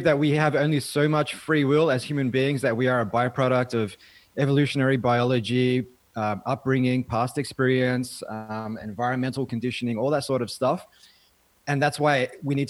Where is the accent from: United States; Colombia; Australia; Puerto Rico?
Australia; Melbourne, Victoria; I grew up in a socioeconomically disadvantaged part of Melbourne, Melbourne's western suburbs